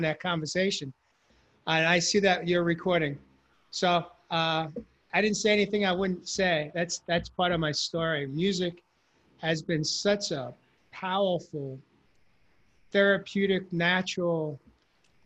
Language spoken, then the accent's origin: English; New York, United States; I grew up in New York